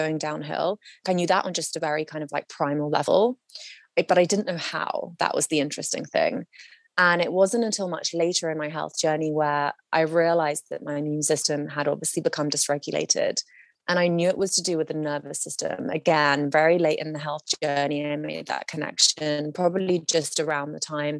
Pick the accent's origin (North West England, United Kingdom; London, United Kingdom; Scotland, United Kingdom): London, United Kingdom; moved away as an adult; now in Los Angeles, United States; I was living in my, you know, essentially my hometown of London